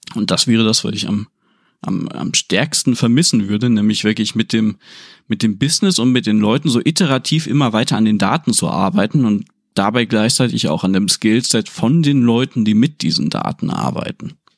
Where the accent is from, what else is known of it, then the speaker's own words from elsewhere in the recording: Aurich, Lower Saxony, Germany; moved away; also born or lived in Oldeborg; damals ganz früh noch in Oldeborg, da bei Engerhafe und so weiter. Äh, später dann glücklicherweise in Aurich direkt